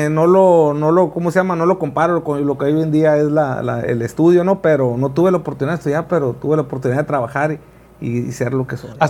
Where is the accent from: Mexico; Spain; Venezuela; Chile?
Mexico; Ciudad Obregón, Sonora; de Ciudad Obregón. Nato de Ciudad Obregón.